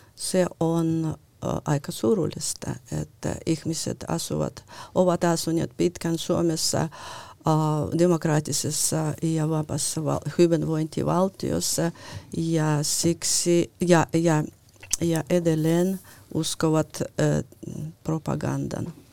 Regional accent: Lithuania; now in Finland; olen syntynyt äh, äh, Neuvostoliitossa, joka oli niin. Liettuan tasavalta

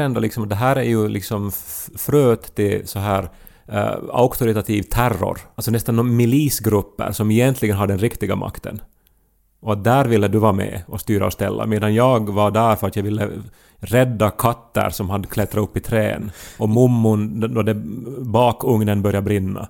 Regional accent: Esse, Ostrobothnia, Finland; moved away; hemma i Essie

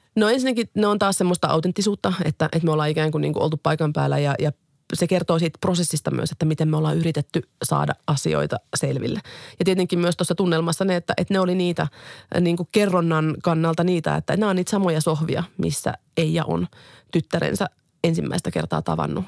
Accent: Finland; moved away as an adult; now in China; mä työskentelen suomalaisena toimittajana Kiinassa

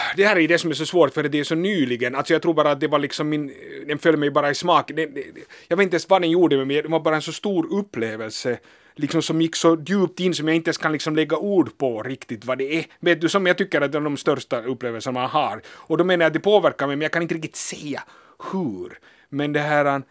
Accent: Helsinki, Uusimaa, Finland; also born or lived in Berlin; Jag är hemma från Helsingfors

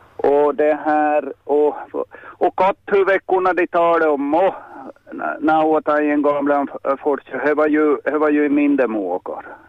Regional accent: Pörtom, Ostrobothnia, Finland; Jag är uppväxt i Pörtomo

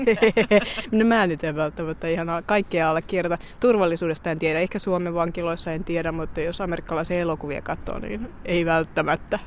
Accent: Finland; moved away as an adult; me ollaan Suomesta

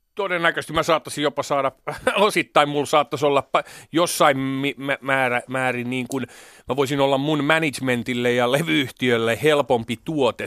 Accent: Hämeenlinna, Kanta-Häme, Finland; kun mä vartuin Hämeenlinnassa

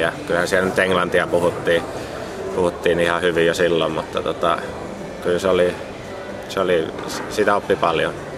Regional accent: Finland

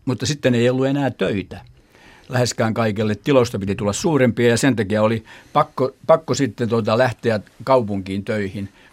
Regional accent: Jurva, South Ostrobothnia, Finland; Jurvajosta. Minä olen kotoisin

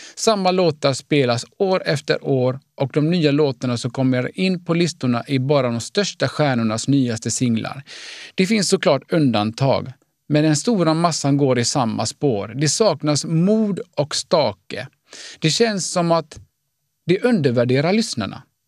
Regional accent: Gothenburg, Västra Götaland, Sweden; Jag är född och uppvuxen i Göteborg av finska föräldrar

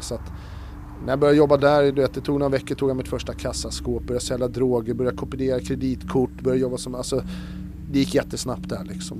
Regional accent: Stockholm, Stockholm County, Sweden; Vi växte upp i, här i Stockholm då, i en liten förort, eller ett så här villaområde

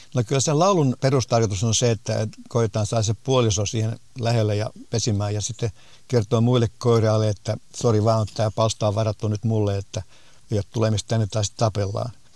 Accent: Finland; meillä Suomessa

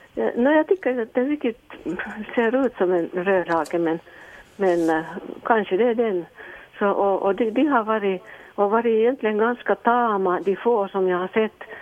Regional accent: Helsinki, Uusimaa, Finland; also born or lived in Ostrobothnia; jag är egentligen från Helsingfors, men jag har mitt sommarställe här uppe i Österbotten.

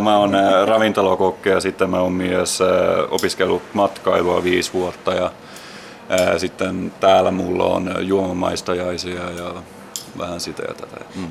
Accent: Närpes, Ostrobothnia, Finland; now in Åland, Finland; mä oon Närpiöstä. mulla, on, mulla on aika hurja murre oikeastaan.

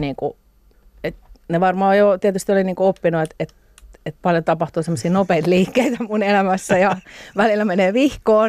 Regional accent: Pori, Satakunta, Finland; Mä oon kasvanut Porissa. No. Noormarkun kylässä

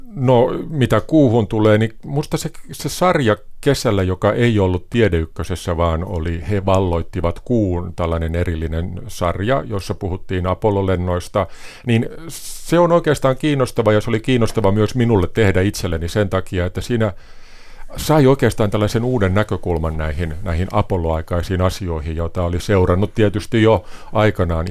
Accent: Valkeakoski, Pirkanmaa, Finland; moved away as an adult; also born or lived in Tampere; now in France; olen kotoisin Valkeakoskelta

